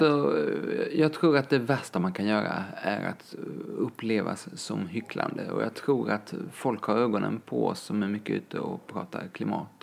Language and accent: Swedish; Lund, Skåne, Sweden; moved away; also born or lived in Kenya; jag är uppväxt i Lund med min mamma